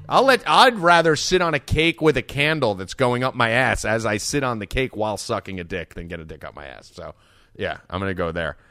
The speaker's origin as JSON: {"language": "English", "region": "New Jersey", "country": "United States", "said": "I'm from Jersey and I'm Italian"}